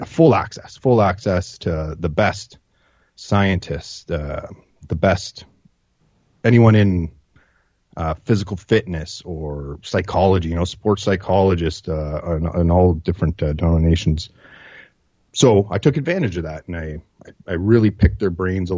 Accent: Northern Ontario, Canada; I grew up in Northern Ontario

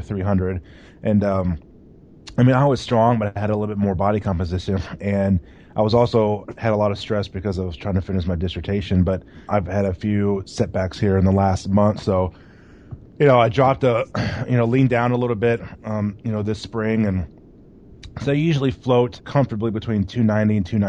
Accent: Louisville, Kentucky, United States; my hometown, Louisville, Kentucky

